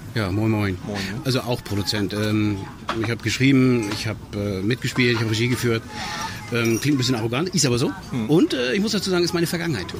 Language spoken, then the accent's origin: German; Schleswig-Holstein, Germany; in Schleswig-Holstein im kleinen, also wir haben in Zoo gedreht, in meiner Heimatstadt